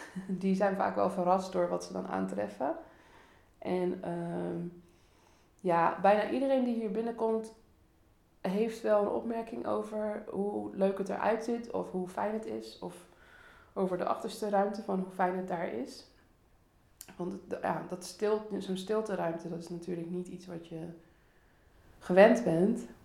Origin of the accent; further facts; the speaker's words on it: Rotterdam, South Holland, Netherlands; ik ben geboren en getogen in Rotterdam. Dus ik ben ook opgevoed in de stad, opgegroeid in de stad